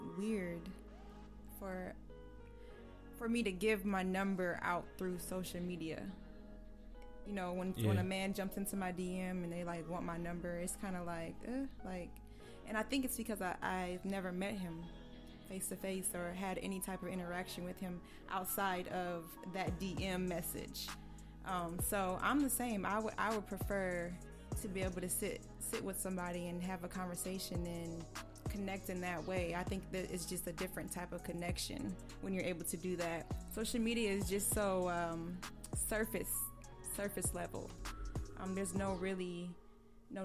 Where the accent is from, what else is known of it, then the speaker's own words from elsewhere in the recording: South Bend, Indiana, United States; moved away; I'm actually originally from South Bend, Indiana